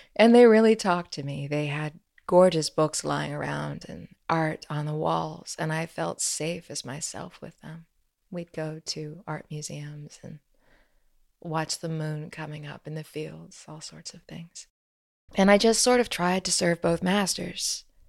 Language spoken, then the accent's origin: English; Midwest, United States; Growing up in the Midwest